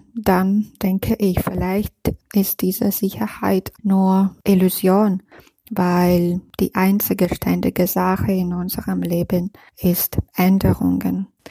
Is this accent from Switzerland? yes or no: no; Minsk, Belarus; German is a second language; moved away as an adult; now in Munich, Germany; meinem Heimatland Belarus